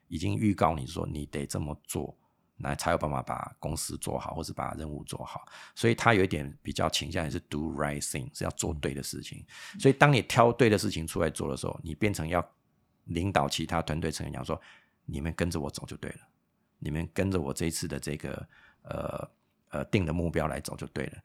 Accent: Taiwan; 身为一个台湾人，因为台湾，百分之八九十都是靠，呃，全世界的贸易嘛

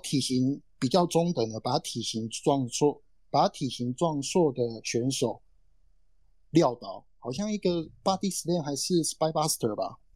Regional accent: Tainan, Taiwan; also born or lived in Kaohsiung; 住在台南哎。我出生，我出生是在高雄出生，然后哦。长大的环境是在台南嗯。那自此之外就再也没有离开过台南这个区域嗯。我说在成长的过程中啊，就是嗯。求学的阶段啊，更甚至，更甚至是在找工作的阶段就没有再离开台南这个样子

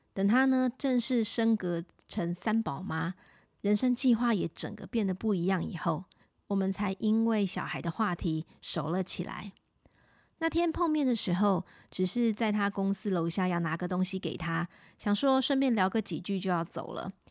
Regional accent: Taipei, Taiwan; 我自己从小在万华长大

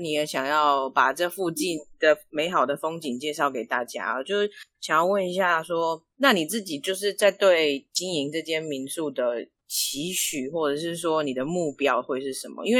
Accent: New Taipei City, Taiwan; 我老家也是是差不多类似这种的，虽然是在新北市，但是是一个就是非常偏乡的地方。

